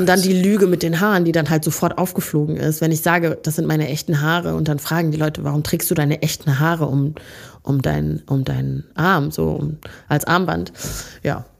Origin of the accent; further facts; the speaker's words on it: Neukirchen-Vluyn, North Rhine-Westphalia, Germany; also born or lived in Rwanda; Neukirchenflühen da wo ich aufgewachsen bin.